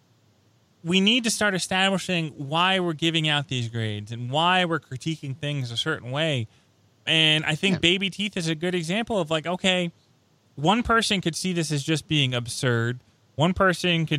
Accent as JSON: {"language": "English", "region": "upstate New York", "country": "United States", "tie": "born or raised there", "said": "I'm a kid from New York"}